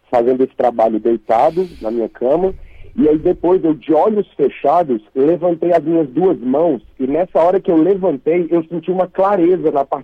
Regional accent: Brasília, Federal District, Brazil; now in São José dos Campos, Brazil; eu sou de Brasília, mas eu falo de São José dos Campos.

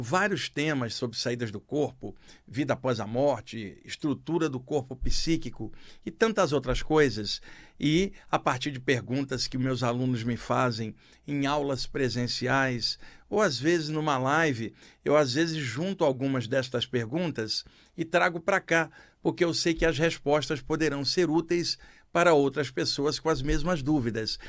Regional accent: Rio de Janeiro, Brazil; no Rio de Janeiro, onde eu cresci

